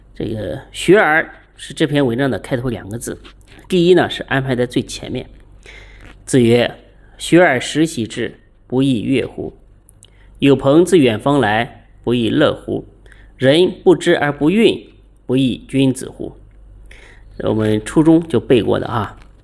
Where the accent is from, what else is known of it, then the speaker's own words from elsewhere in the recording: China; 我们中国人